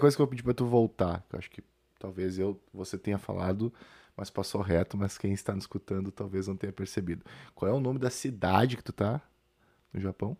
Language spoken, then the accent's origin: Portuguese; Rio Grande do Sul, Brazil; now in São Paulo, Brazil; estou gravando do Rio Grande do Sul, na minha terra natal